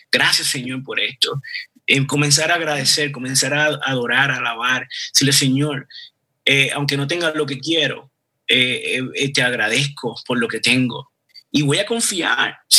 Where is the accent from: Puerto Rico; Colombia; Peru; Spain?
Puerto Rico; yo no soy israelita, eh, yo soy puertorriqueño